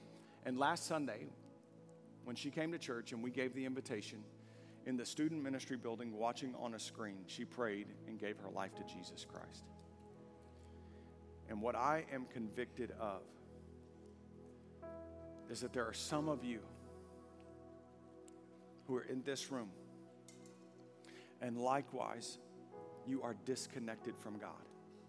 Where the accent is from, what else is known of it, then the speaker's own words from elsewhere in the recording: Longview, United States; No, I know where I am. I grew up here in Longview.